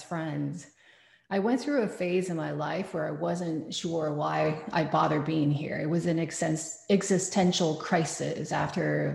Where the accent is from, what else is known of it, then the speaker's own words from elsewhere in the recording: Taiwan; moved away; I am somebody who suffered parental abuse growing up in Taiwan